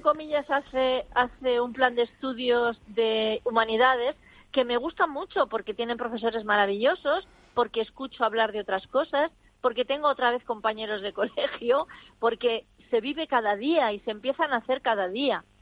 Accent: Segovia, Castile and León, Spain; born or raised there

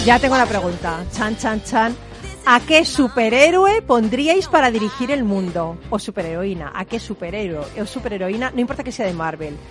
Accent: Spain; soy española

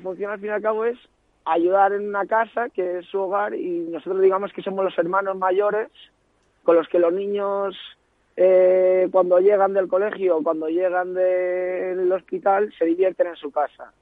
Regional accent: Ibiza, Balearic Islands, Spain; moved away as an adult; also born or lived in Rochester, Minnesota, United States; now in Madrid, Spain; yo soy un joven ibicenco que ahora vive en Madrid

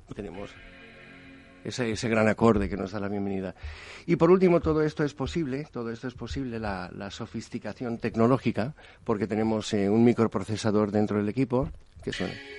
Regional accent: United States; en Estados Unidos, soy estadounidense

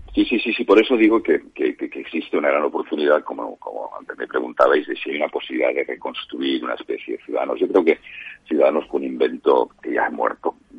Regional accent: Santpedor, Catalonia, Spain; first language Catalan; Spanish is a second language; soy de este pueblo catalán de aquí

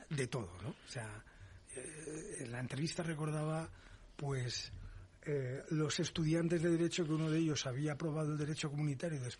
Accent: Valencia, Valencian Community, Spain; tengo mi primer delito contra el medio ambiente en Valencia, que es mi tierra.

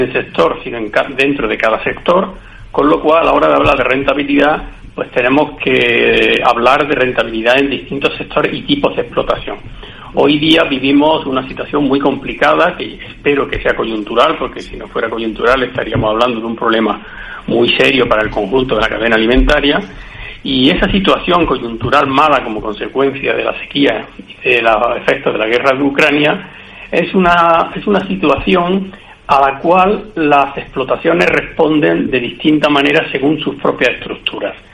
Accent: Puente Genil, Andalusia, Spain; soy de Puente Genil, de la zona de la campiña de, Córdoba

